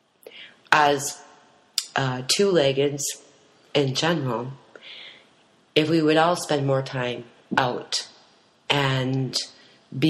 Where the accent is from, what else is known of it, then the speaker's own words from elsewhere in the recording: Green Bay, Wisconsin, United States; now in Western North Carolina, United States; where I grew up around the Green Bay area, but my tribe is 45 minutes northwest of Green Bay